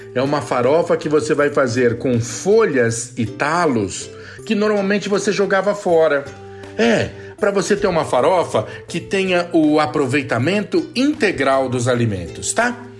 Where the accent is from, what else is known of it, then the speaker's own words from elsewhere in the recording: São Paulo, Brazil; Eu sou de São Paulo, do Sudeste